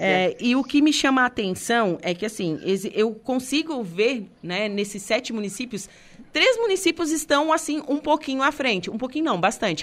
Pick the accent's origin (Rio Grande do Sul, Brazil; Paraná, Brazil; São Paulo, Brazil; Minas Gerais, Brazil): Rio Grande do Sul, Brazil; Torres; now in Santa Catarina, Brazil; Eu sou de Torres, é, então é uma hum. cidade turística